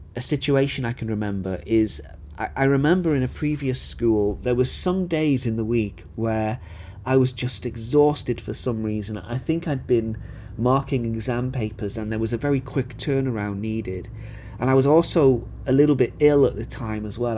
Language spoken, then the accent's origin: English; United Kingdom; moved away; as a British teacher